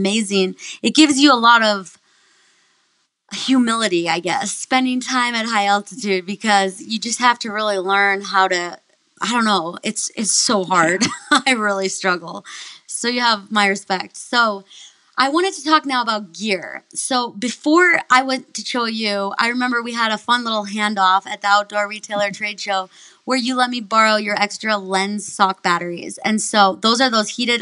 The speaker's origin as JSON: {"language": "English", "region": "Minnesota", "country": "United States", "tie": "born or raised there", "said": "I grew up in Minnesota"}